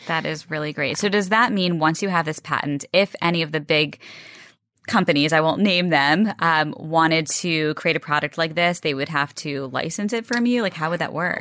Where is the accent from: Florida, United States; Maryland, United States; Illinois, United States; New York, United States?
Maryland, United States; Rockville; I'm from, uh, Rockville